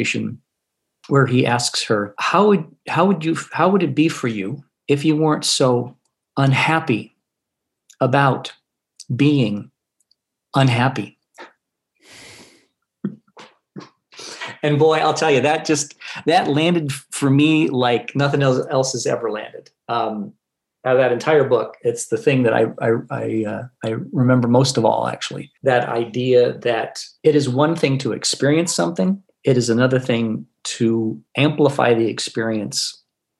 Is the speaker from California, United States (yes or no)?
yes; Northern California, United States; moved away as an adult; also born or lived in Seattle / Milwaukee, Wisconsin; I grew up in Northern California